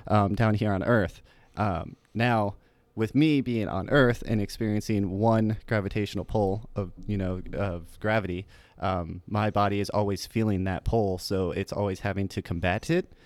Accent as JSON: {"language": "English", "town": "Port Charlotte", "region": "Florida", "country": "United States", "also_born_or_lived": "Tampa, Florida", "said": "from a little town called Port Charlotte, Florida"}